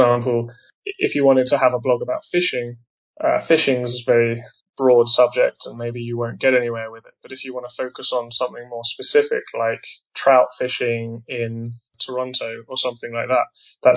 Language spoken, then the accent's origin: English; England, United Kingdom; moved away as an adult; also born or lived in Taiwan; I'm originally from England